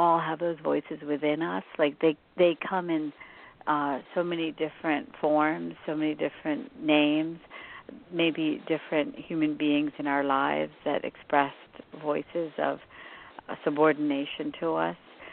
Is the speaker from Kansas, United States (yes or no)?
no; West Virginia, United States; I grew up in West Virginia